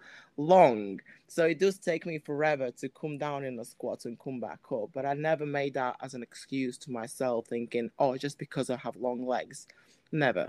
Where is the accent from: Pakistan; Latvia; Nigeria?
Latvia; moved away; I am from Latvia, so that's my country I'm from